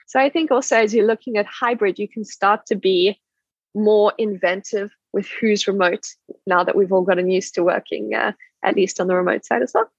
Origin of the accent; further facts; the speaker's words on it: South Africa; moved away; I'm South African